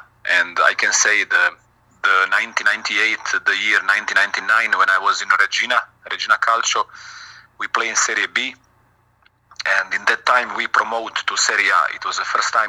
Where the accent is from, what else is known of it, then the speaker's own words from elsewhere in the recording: Šibenik, Šibenik-Knin County, Croatia; English is a second language; moved away as an adult; also born or lived in Split, Croatia / Italy / China; now in Salzburg, Austria; in my hometown, in Šibenik